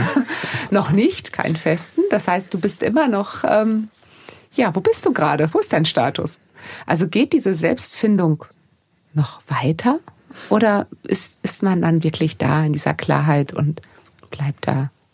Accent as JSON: {"language": "German", "country": "Germany", "said": "hier bei uns in Deutschland"}